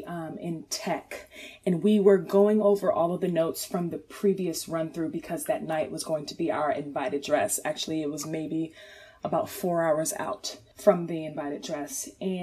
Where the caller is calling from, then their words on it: Chesapeake, Virginia, United States; I am calling from Chesapeake, Virginia.